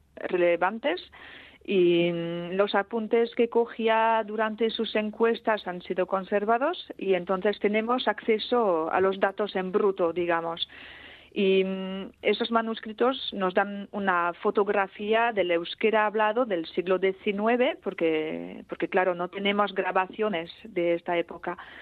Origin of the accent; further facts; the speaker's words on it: Ustaritz, Nouvelle-Aquitaine, France; first language Basque; Spanish is a second language; crecí en Ustaritz, que se sitúa a unos 30 kilómetros más o menos hacia el interior